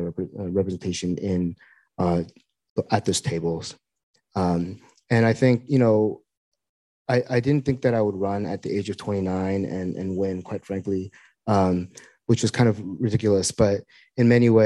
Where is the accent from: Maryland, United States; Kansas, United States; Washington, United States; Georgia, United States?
Washington, United States; Seattle; moved away as an adult; I grew up here in Seattle, went to high school here, and spent many years in Washington, D.C.